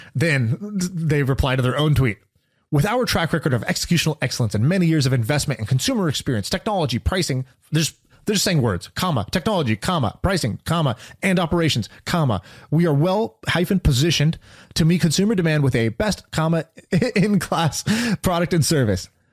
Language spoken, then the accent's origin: English; Oklahoma, United States; although I'm an Indian dude, I was born in Oklahoma